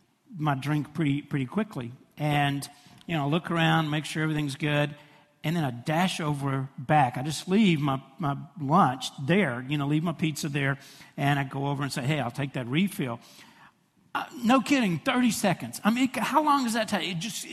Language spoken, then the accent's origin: English; Fraser, United States; I pick a table really close to that register because I know I'm from Fraser, okay?